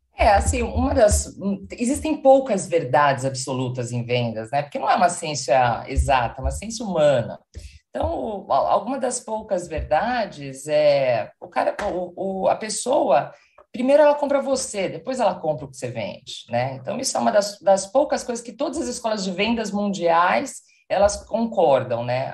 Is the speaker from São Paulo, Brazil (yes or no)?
yes; São Paulo, Brazil; moved away as an adult; now in Porto, Portugal; Moro atualmente em Portugal, sou de São Paulo, então estou sempre entre Porto e São Paulo.